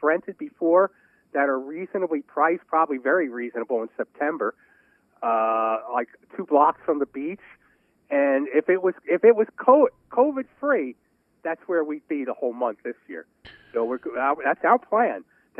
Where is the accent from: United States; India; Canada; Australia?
United States; New York City, New York; moved away; also born or lived in Poconos, Pennsylvania; growing up in Brooklyn, we had the beach right there.